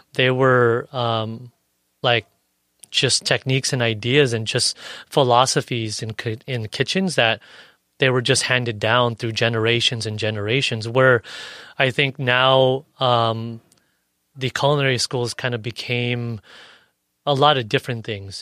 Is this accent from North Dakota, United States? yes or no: no; National City, California, United States; also born or lived in San Ysidro / Paradise Hills / Bonita; I grew up in National City